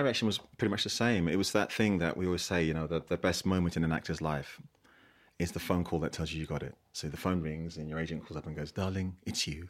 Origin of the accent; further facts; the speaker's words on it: London, United Kingdom; I grew up in South East London, grew up in an estate in South East London